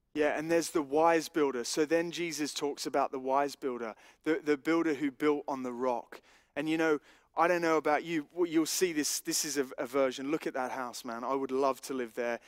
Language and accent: English; Australia; growing up in Australia